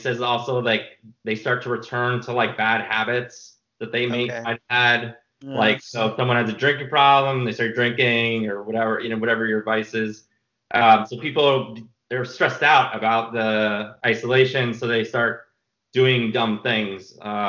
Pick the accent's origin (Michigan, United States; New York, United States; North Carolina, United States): New York, United States; he's in New York because I'm from New York.